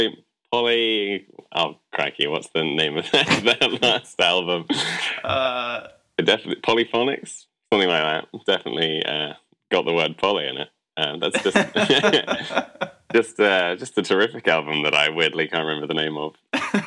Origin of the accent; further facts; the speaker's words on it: London, United Kingdom; moved away as an adult; also born or lived in Bristol; now in United States; I was born in London. Moved around quite a lot within the UK, so I've got a bit of a blend of North north, south, east, west accents. But spent most of my life in London and Bristol.